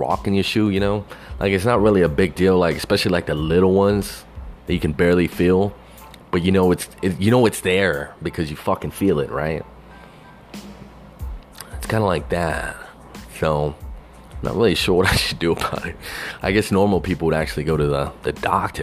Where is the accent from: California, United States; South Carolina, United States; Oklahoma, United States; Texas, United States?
Texas, United States; Growing up in Texas